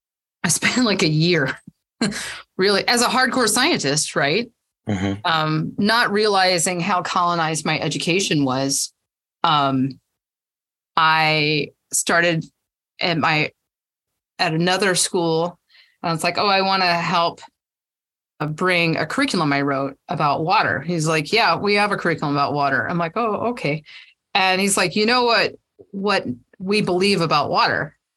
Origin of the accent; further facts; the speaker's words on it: Georgia, United States; also born or lived in South Carolina; I mean, I grew up in Georgia, South Carolina. I've been Virginia, all over the place.